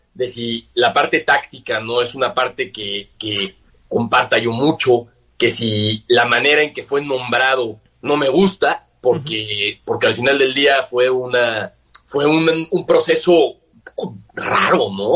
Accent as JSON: {"language": "Spanish", "country": "Mexico", "also_born_or_lived": "Spain", "moved": "yes", "said": "soy mexicano"}